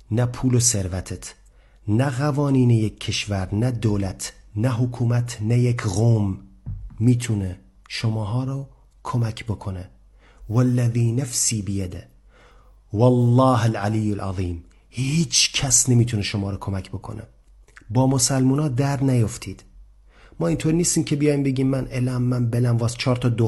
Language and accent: Persian; Lebanon; Persian is a second language; من لبنانی هم. از لبنان هستم